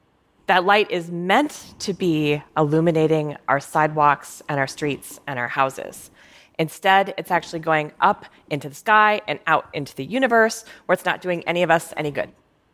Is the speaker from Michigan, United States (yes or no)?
no; Minnesota, United States; But when I was growing up in Minnesota, one of my favorite things to do on a summer evening was grab my old raggedy Ann sleeping bag and take it out into a field behind my house